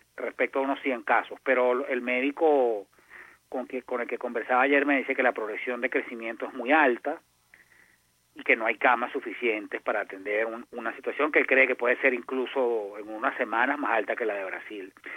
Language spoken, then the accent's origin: Spanish; Venezuela; como venezolano